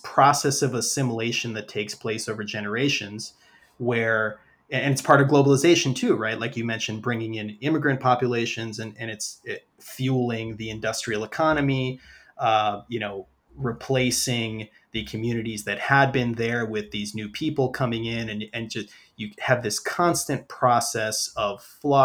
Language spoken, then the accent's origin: English; New York, United States; I'm from New York originally. I've always lived in cities